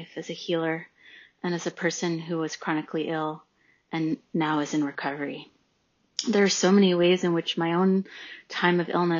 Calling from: New York City, New York, United States; I'm calling from Brooklyn.

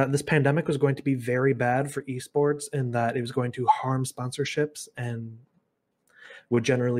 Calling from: Kalamazoo, Michigan, United States; Calling from Western Michigan University in Kalamazoo, Michigan.

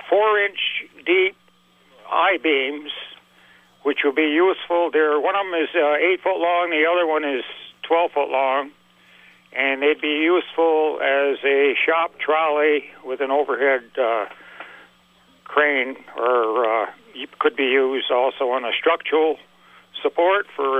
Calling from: Port Henry, New York, United States; I'm calling from the Port Henry, New York area.

